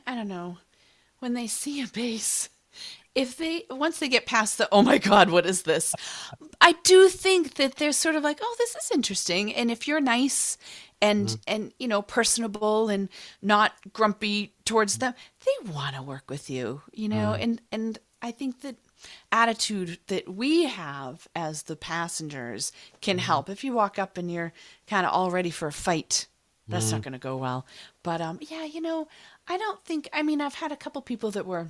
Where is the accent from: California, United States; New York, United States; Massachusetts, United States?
Massachusetts, United States; Boston; say it because I am a Bostonian.